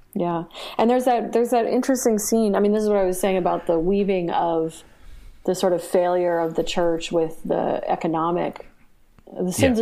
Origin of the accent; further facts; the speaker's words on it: United States; watching it as an American